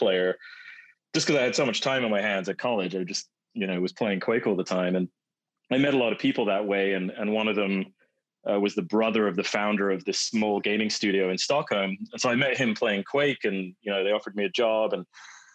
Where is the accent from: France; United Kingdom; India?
United Kingdom; moved away as an adult; also born or lived in Manchester; now in West Coast, United States; my British roots